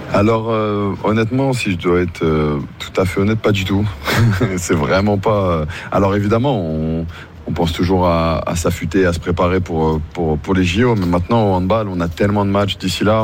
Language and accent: French; Paris, Île-de-France, France; moved away as an adult; also born or lived in Veszprém, Hungary; now in Hungary; on est parisien